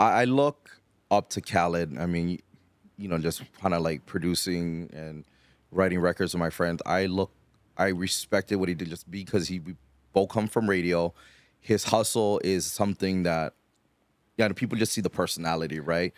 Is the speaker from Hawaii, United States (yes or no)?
yes; Hawaii, United States; growing up in Hawaii, you kinda grew up with the, with the hip hop stuff